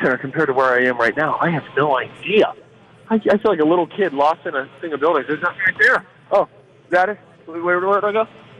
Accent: Minnesota, United States; we're from Minnesota and we don't care about the cold

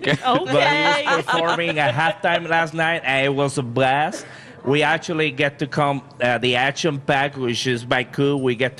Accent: Boston, Massachusetts, United States; That's my hometown, yes, Boston.

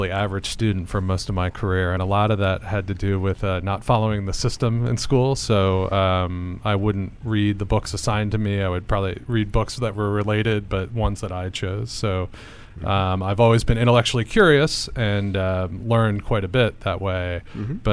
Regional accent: Philadelphia, Pennsylvania, United States; Uh, at uh, Philadelphia. Suburb of Philadelphia.

